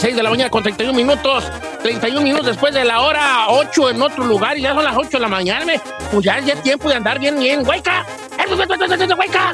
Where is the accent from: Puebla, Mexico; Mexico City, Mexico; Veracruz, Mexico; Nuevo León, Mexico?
Mexico City, Mexico; also born or lived in Texcoco, State of Mexico; now in United States; soy chilango